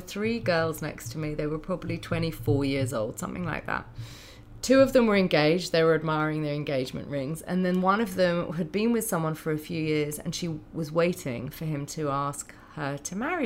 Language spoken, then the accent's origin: English; United Kingdom; now in United States; being a Brit in America